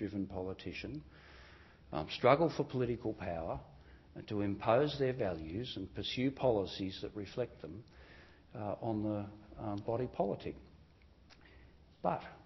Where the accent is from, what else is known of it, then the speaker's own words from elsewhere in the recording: New South Wales, Australia; It was a pretty poor area. There were new housing developments being put in place by the Housing Commission in New South Wales